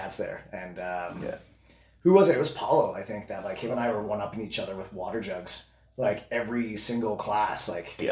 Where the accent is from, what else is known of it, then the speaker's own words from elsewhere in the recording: Edmonton, Alberta, Canada; I am born and raised in Edmonton, Alberta